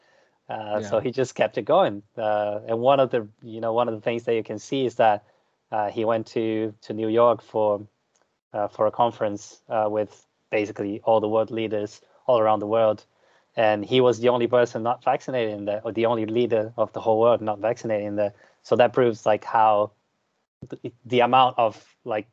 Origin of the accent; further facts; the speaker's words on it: Brazil; moved away as an adult; now in United Kingdom; I am from Brazil